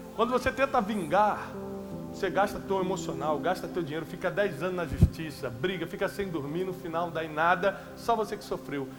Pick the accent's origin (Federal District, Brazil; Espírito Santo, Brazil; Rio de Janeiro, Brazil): Rio de Janeiro, Brazil; Eu vim da periferia do Rio de Janeiro